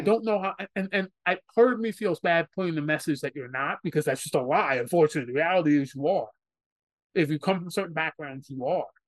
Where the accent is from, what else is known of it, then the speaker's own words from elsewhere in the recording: New York City, New York, United States; someone who's born and raised in New York City